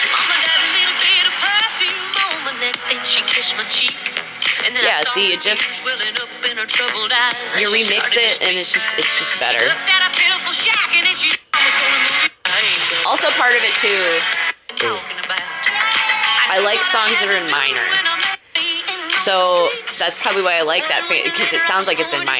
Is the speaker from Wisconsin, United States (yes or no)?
yes; Madison area, Wisconsin, United States; I'm from the Madison area, we had 99.9 WJBL. That was the radio station. It was all country. I did a commercial on it. When I was a child